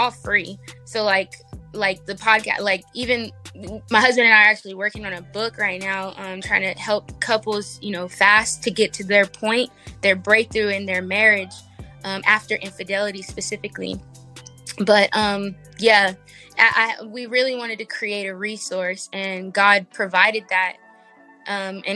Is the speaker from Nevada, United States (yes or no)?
yes; Las Vegas, Nevada, United States; I'm from Vegas. So, yeah. West Coast all the way